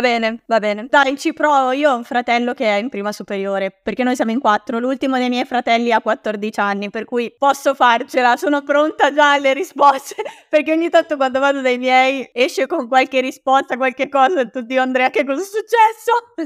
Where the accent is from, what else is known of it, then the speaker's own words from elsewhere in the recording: Bergamo, Lombardy, Italy; accent: Bergamasque; also born or lived in Milan; io in realtà sono originaria di Milano e ci siamo trasferiti a Bergamo quando ero alle scuole elementari